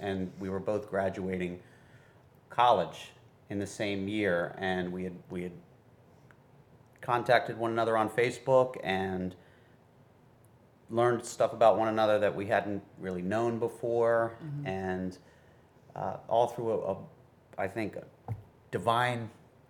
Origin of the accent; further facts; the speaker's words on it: Glendale, Maryland, United States; we had a period of time where we had lived right next to one another in Glendale, Maryland